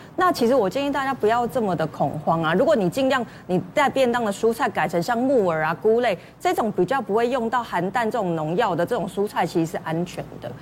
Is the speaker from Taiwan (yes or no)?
yes; Taiwan; 我们其实台湾人